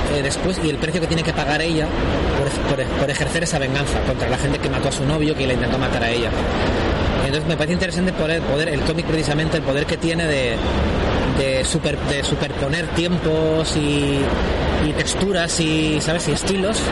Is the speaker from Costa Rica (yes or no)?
no; Spain; first language Spanish; Yo me considero autor español y, es mi lengua